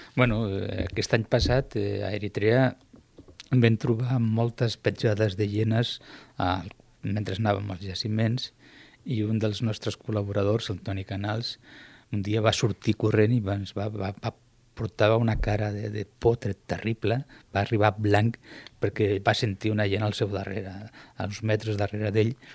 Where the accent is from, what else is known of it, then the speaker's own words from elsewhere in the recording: Piqueras, Castilla-La Mancha, Spain; Catalan is a second language; moved away as an adult; also born or lived in Granada; now in Tarragona, Spain; Jo no sóc andalús, sóc eh, d'un poble de la província de Guadalajara que es diu Piqueres, a la comarca de Molina de Aragón